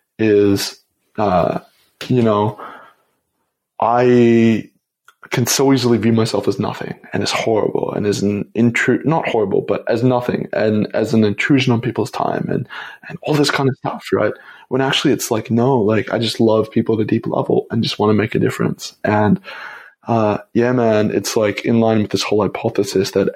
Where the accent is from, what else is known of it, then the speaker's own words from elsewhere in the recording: Toronto, Ontario, Canada; moved away as an adult; also born or lived in Montreal; I went back home to Toronto, or went back to my dad's home and where I grew up in Canada for Christmas